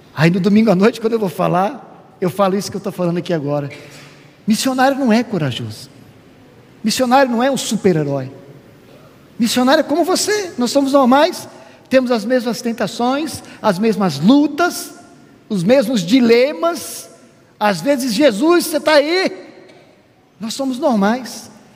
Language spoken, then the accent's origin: Portuguese; Brazil; moved away; somos brasileiros